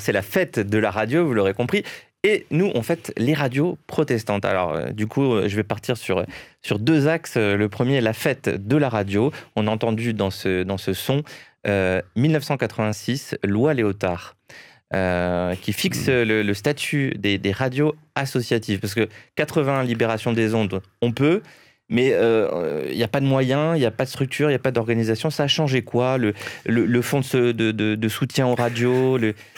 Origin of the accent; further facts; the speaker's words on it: Nice, Provence-Alpes-Côte d'Azur, France; now in Paris, France; je suis niçois à la base.